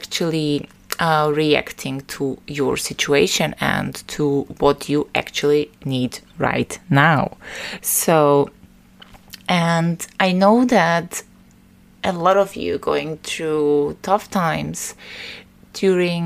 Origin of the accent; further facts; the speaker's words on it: Vienna, Austria; Vienna, my hometown, is especially beautiful